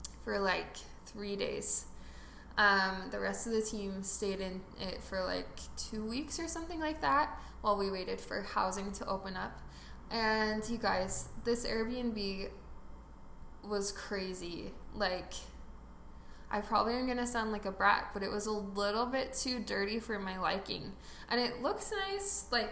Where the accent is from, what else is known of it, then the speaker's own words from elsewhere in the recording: Utah Valley, United States; I grew up in Utah Valley